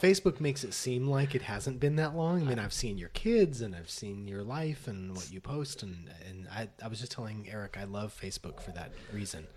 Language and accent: English; Las Vegas, Nevada, United States; moved away as an adult; now in Los Angeles, United States; I grew up in Las Vegas.